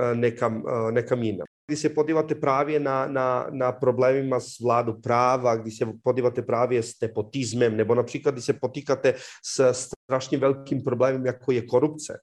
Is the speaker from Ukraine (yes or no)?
no; Serbia; Czech is a second language; moved away as an adult; now in Czech Republic; já jsem odešel ze Srbska eh, v roce 2007